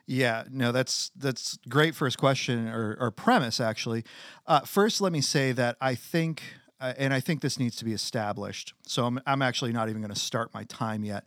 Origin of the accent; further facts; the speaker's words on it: United States; as American citizens